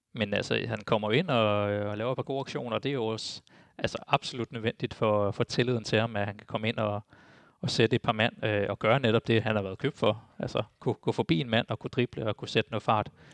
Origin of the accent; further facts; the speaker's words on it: Denmark; jeg er jo også dansker